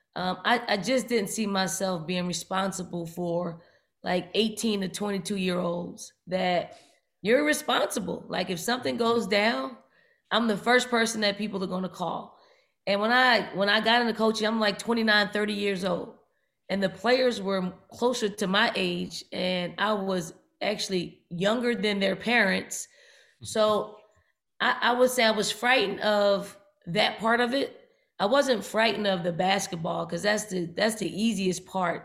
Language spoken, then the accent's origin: English; Philadelphia, Pennsylvania, United States; I grew up in North Philly and the projects in North Philly